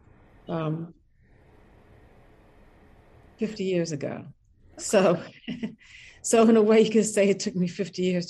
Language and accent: English; Washington, District of Columbia, United States; moved away as an adult; now in Richmond, United States; I grew up, very comfortably a young Black girl in Washington, D.C.